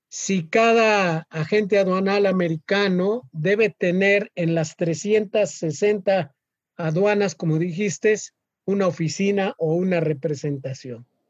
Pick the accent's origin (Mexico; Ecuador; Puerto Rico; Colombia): Mexico; como mexicanos